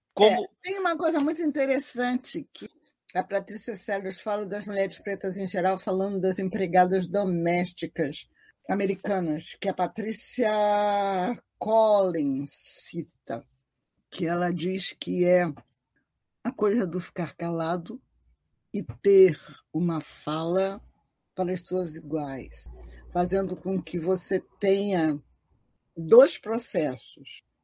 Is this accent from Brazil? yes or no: yes; Rio de Janeiro, Brazil; eu nasci na Rua Jurupari, pertinho da Carlos de Vasconcelos e da subida para o Salgueiro